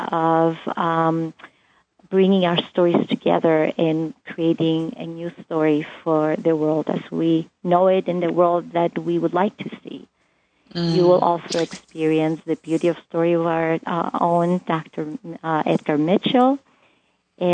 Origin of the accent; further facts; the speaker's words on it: Cyprus; moved away; In the culture where I grew up, I'm from the Greek island of Cyprus